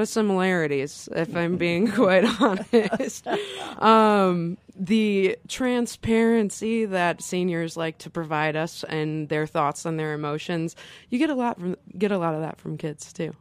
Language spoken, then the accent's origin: English; Flint, Michigan, United States; moved away as an adult; now in Carbondale, United States; I was raised in Flint, Michigan